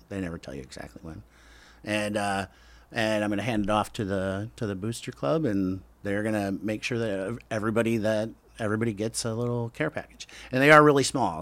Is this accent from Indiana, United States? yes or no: yes; Lowell, Indiana, United States; moved away; also born or lived in Gary, Indiana; I was born in Gary, grew up in a small town, Lowell, Indiana